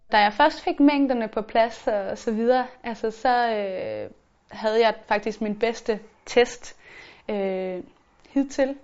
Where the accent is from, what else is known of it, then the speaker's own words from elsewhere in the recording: Funen, Southern Denmark, Denmark; moved away as an adult; now in Copenhagen, Denmark; jeg var sådan rejst fra Fyn, hvor jeg altid havde været op og ned af min familie